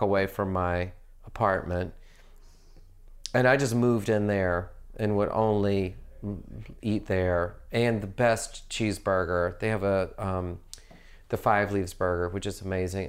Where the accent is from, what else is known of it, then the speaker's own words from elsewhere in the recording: the South, United States; moved away; I grew up in the South